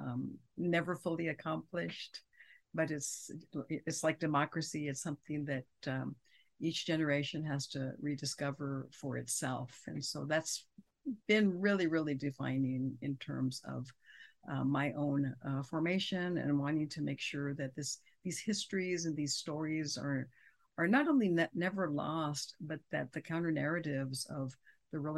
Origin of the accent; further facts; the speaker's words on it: San Angelo, Texas, United States; moved away as an adult; also born or lived in Austin, Texas / Riverside, California / Stanford, California; I'm from West Texas. I grew up there, went to school there